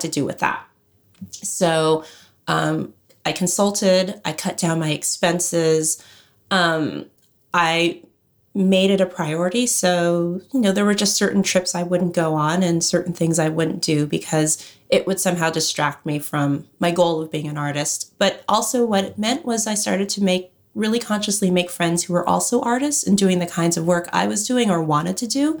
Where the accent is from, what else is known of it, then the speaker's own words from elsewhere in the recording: Los Angeles, California, United States; I grew up in Los Angeles